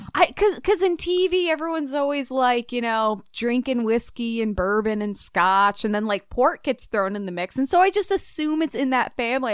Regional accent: Minnesota, United States; accent: Minnesota; my Minnesota accent

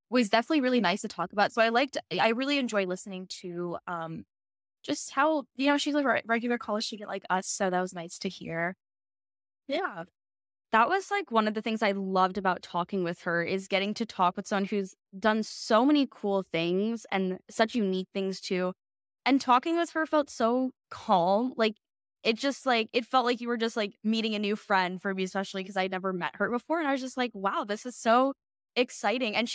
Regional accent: Cleveland, Ohio, United States; now in Atlanta, United States; I am from Cleveland, Ohio originally, but I go to school in Atlanta, Georgia now.

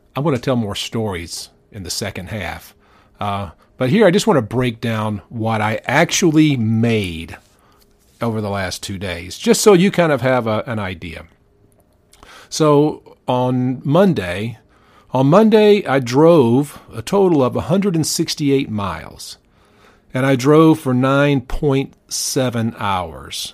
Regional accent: Powder Springs, Georgia, United States; I grew up in Powder Springs

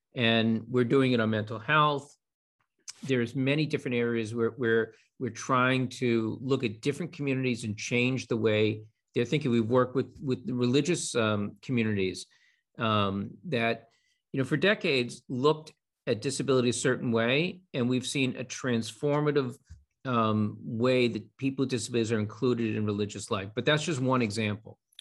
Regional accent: Boston, Massachusetts, United States; I'm a Bostonian. I grew up here

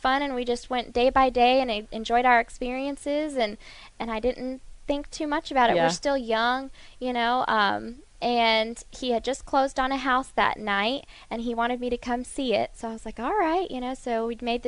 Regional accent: Southern California, United States; My family, we are from Southern California

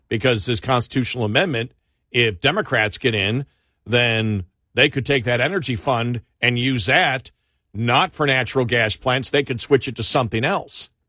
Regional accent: New York, United States; I grew up in New York

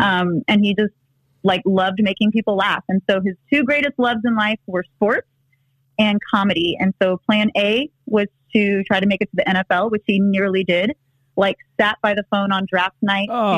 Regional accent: Texas, United States; moved away; also born or lived in Los Angeles; I grew up in Texas

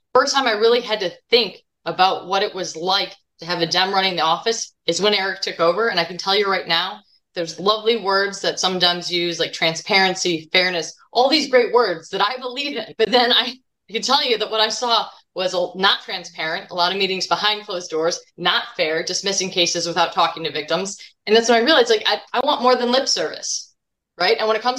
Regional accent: Deerfield, Illinois, United States; I grew up in Deerfield.

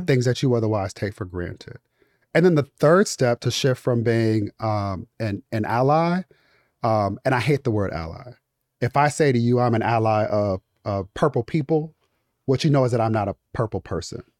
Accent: Inglewood, California, United States; I'm from Inglewood, California

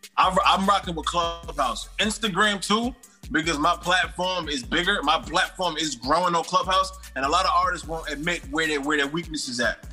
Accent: East Coast, United States; also born or lived in New York; I come from the East Coast. We both on the East Coast

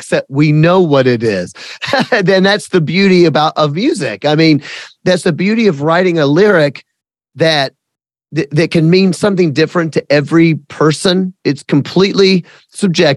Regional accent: the South, United States; I'm from the South and I fully admit and I fully celebrate that I am a redneck

